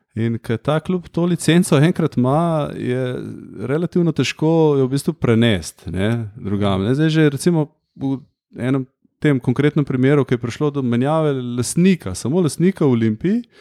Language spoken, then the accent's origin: Slovenian; Ljubljana, Central Slovenia, Slovenia; Sem Ljubljančan, čeprav so moji starši štajrci, ampak jaz sem Ljubljančan